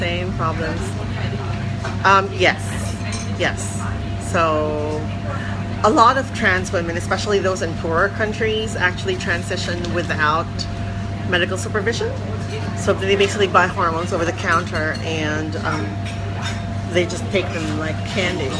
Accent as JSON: {"language": "English", "country": "Philippines", "moved": "as an adult", "lives_now": "Hong Kong", "said": "I'm from the Philippines originally. I came to Hong Kong because I got a scholarship here."}